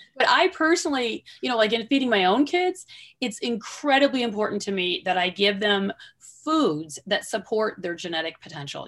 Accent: Southwestern Michigan, United States; I grew up in Southwestern Michigan

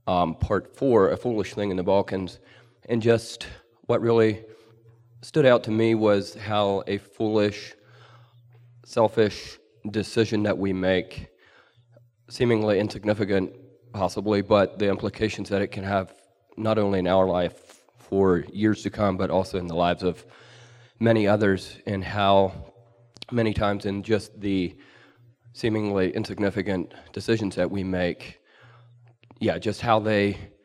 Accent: Lancaster, Pennsylvania, United States; I'm from Lancaster, Pennsylvania.

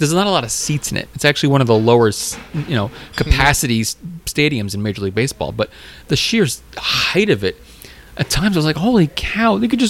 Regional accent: New York, United States; now in Philadelphia, United States; Citi Field is it's in my hometown

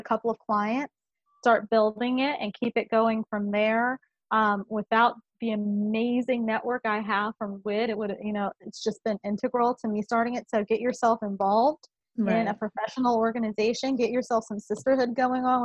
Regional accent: Omaha, Nebraska, United States; I'm from Omaha, Nebraska

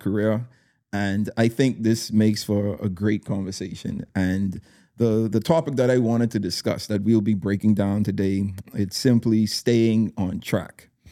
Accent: Bahamas; your home country

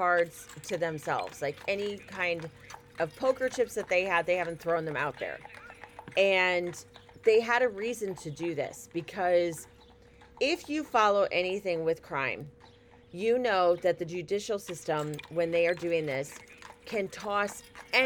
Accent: near Delphi, Indiana, United States; Delphi is not that far away from my hometown.

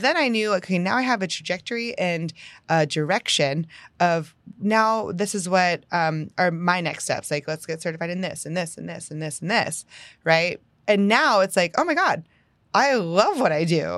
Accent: Northeast, United States; also born or lived in Houston area, Texas; now in Houston, United States; I'm from the Northeast

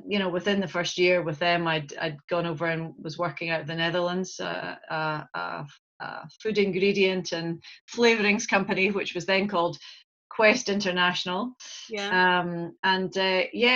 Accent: Newport-on-Tay, Scotland, United Kingdom; also born or lived in Montreal, Canada / Glasgow, Scotland; I grew up here on the banks of the Tay in a little village called Newport-on-Tay.

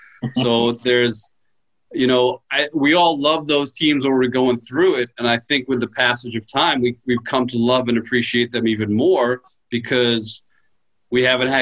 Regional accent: Long Island, New York, United States; also born or lived in Queens, New York; I grew up – I was born in Queens, Douglaston. Okay. Lived there till I was about eight, and then moved out to Long Island.

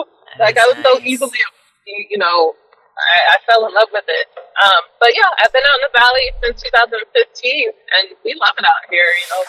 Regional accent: Alaska, United States; also born or lived in Kansas City, Missouri / Everett, Washington / Austin, Texas; So I kind of grew up in Alaska. I happened to move to Austin just because my mom and my stepdad, they were down there, and it was culinary school down there.

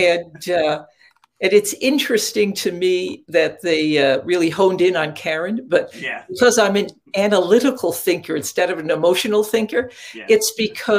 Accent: Catskill Mountains, upstate New York, United States; I grew up in upstate New York in the Catskill Mountains.

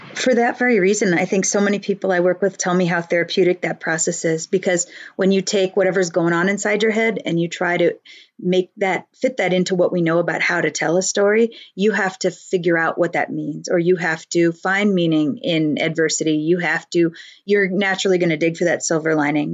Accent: United States; We are blessed to be living in this nation

